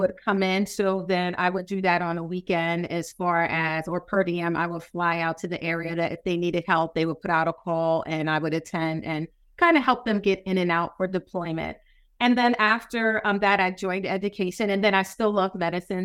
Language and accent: English; New York City, New York, United States; moved away; I'm from New York City, so contrast and the accent